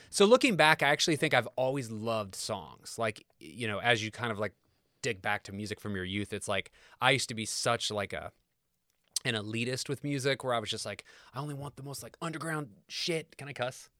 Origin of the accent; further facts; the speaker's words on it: Kokomo, Indiana, United States; moved away as an adult; growing up in Kokomo